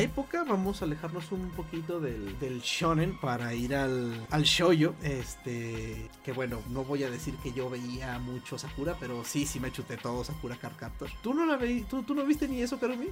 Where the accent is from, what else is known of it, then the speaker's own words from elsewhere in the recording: Mexico; a mí me tocó ver la emisión de la versión original aquí en, aquí en México